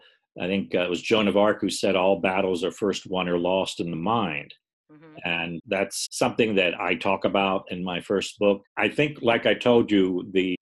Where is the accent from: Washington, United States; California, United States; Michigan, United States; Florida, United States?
Florida, United States; St. Petersburg; I'm from the St. Pete, Tampa Bay, Florida area.